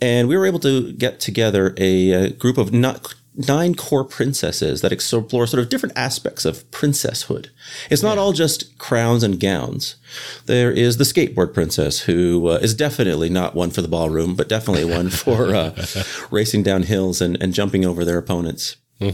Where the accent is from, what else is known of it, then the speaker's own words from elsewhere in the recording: Canada; moved away as an adult; now in Boston, United States; I am a Canadian expat who is currently living in Boston